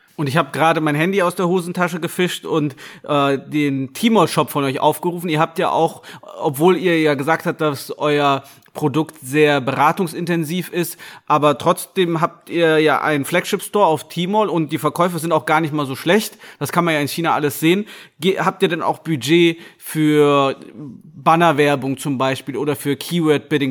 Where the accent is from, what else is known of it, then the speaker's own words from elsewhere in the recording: Gummersbach, North Rhine-Westphalia, Germany; Ich bin nämlich in Gummersbach geboren